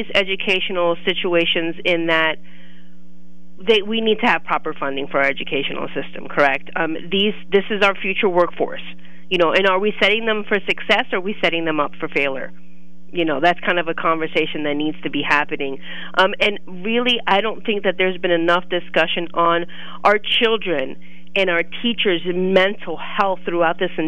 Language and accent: English; Brooklyn, New York, United States; moved away as an adult; also born or lived in Clinton County, Pennsylvania; now in Lock Haven, United States; I am a New York native, born and raised in Brooklyn, New York, came to Pennsylvania.